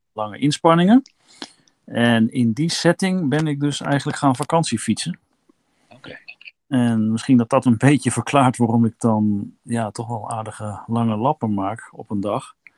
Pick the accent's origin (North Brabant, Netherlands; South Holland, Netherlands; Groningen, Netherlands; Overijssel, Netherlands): Overijssel, Netherlands; Kampen; moved away; Ik kom uit Kampen